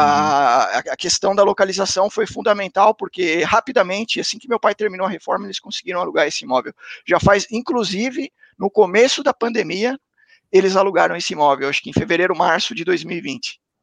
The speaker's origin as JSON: {"language": "Portuguese", "town": "Santo André", "region": "São Paulo", "country": "Brazil", "said": "Eu sou de Santo André, ABC"}